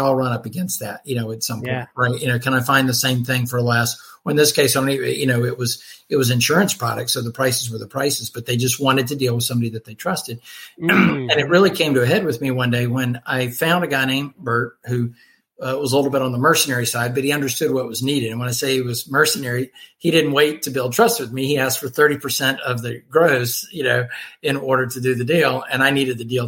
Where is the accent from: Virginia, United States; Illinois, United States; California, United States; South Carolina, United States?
South Carolina, United States; Columbia; moved away as an adult; now in St. Louis, United States; my move from my hometown, Columbia, South Carolina, to St. Louis, Missouri